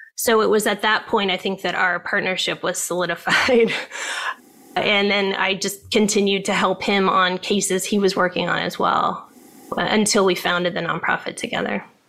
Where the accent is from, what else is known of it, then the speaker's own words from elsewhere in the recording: Ohio, United States; moved away as an adult; now in California, United States; I grew up in Ohio